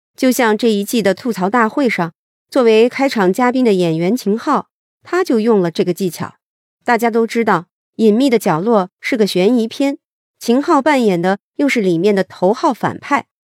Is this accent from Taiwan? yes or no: no; China; 我们中国人传统的合家团圆、欢声笑语的时刻